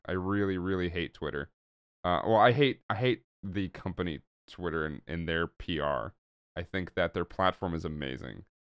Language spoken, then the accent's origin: English; Oakland, California, United States; growing up in Oakland, California, which I also did.